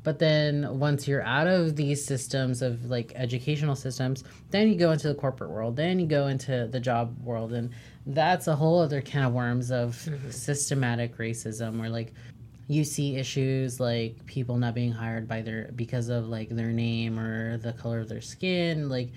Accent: United States; I was born here, like, as an American, like, as a Mexican-American individual

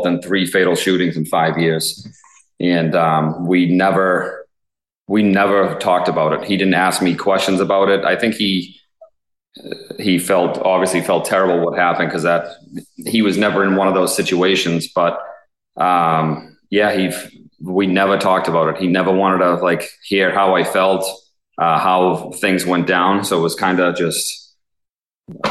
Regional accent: Braintree, Massachusetts, United States; So I've been born and raised in Braintree.

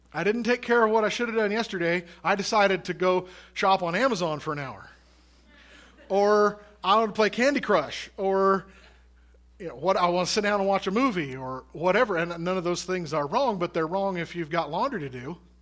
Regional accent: United States; as Americans and as American Christians

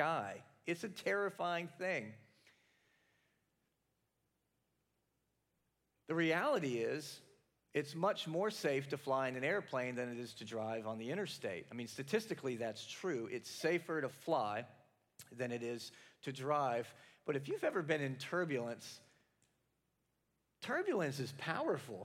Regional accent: the South, United States; now in Capital District, New York, United States; I'm from the South

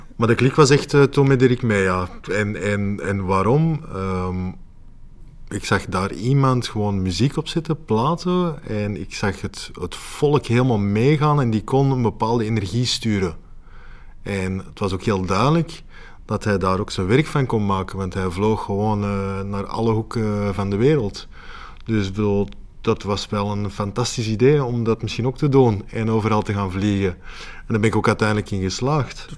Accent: Antwerp, Flanders, Belgium

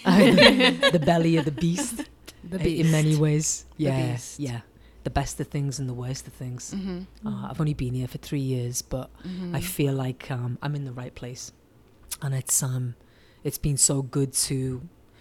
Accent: Liverpool, North West England, United Kingdom; now in Oakland, United States; Oakland is very similar to my hometown, Liverpool

